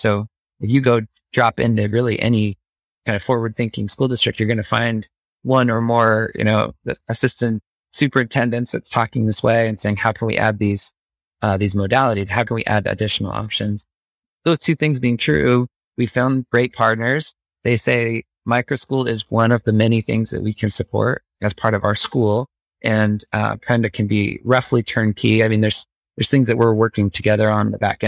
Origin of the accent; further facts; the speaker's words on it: Phoenix suburbs, Arizona, United States; growing up in the Phoenix suburbs